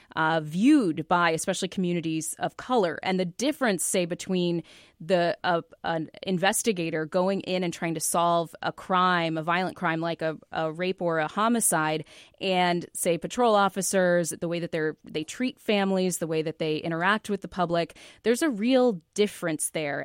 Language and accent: English; Seattle, Washington, United States; moved away; also born or lived in California; I'm from Seattle